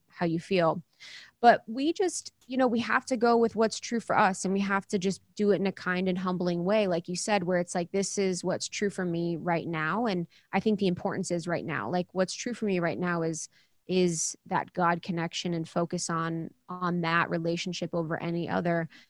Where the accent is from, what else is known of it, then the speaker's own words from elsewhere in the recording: Ohio, United States; moved away; I am someone that is a spiritual seeker. I grew up in Ohio, really small town